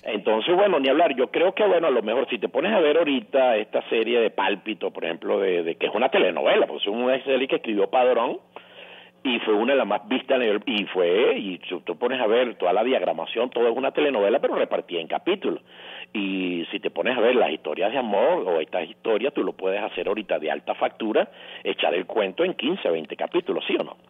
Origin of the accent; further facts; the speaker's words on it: Venezuela; nosotros como cultura, no, como venezolanos, somos de hábito de televisión